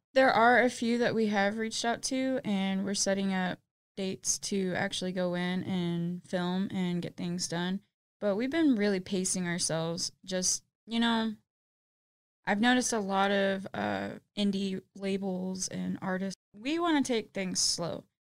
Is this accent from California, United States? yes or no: no; Austin, Texas, United States; I was born and raised in Austin, Texas.